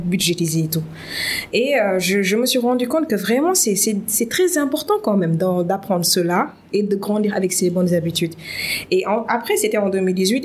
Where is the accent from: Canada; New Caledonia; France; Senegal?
Senegal; Dakar; je suis née, j'ai grandi ici, mm. au Sénégal, à Dakar plus précisément